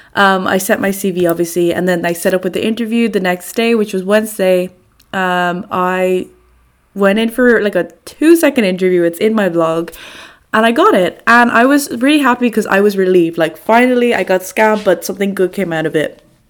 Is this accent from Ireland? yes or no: yes; Dublin, Leinster, Ireland; moved away as an adult; now in Amsterdam, Netherlands; I am from Dublin, Ireland. However, I'm currently living and studying in Amsterdam, in the Netherlands, uh, for a year on Erasmus.